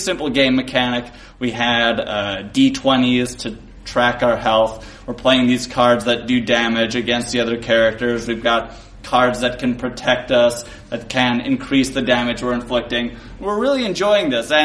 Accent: Milwaukee, Wisconsin, United States; also born or lived in Chicago; I grew up in Milwaukee until I was 18, then went to college in Chicago, there for 11 years, back in Milwaukee now

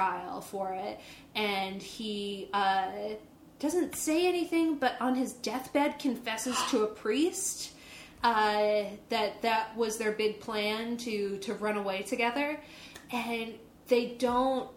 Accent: East Coast, United States; moved away; I grew up on the East Coast.

